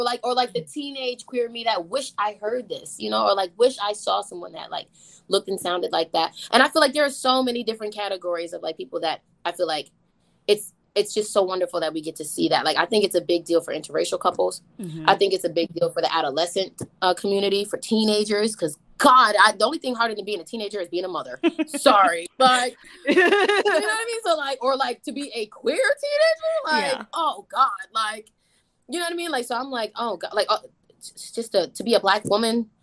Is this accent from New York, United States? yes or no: yes; New York City, New York, United States; accent: New York; young girl from like Southside Jamaica, Queens. Like, I'm from Queens, like I'm from New York